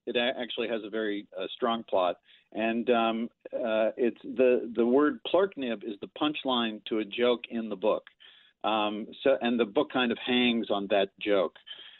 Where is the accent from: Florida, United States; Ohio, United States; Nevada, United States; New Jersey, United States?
Ohio, United States; Cincinnati; growing up in Cincinnati. It was, I lived in a lovely town